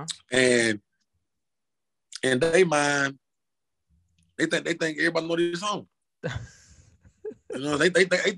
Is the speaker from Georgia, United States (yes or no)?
yes; Washington, Georgia, United States; moved away as an adult; now in Atlanta, United States; my hometown is Washington, Georgia, but like an hour some change from Atlanta